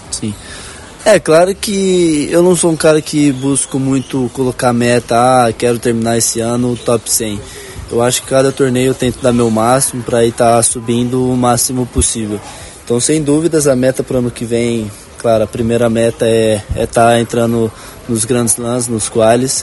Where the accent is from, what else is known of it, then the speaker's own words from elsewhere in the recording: Brazil; moved away as an adult; now in Rio de Janeiro, Brazil; sou de Ribeirão, hoje treino no Rio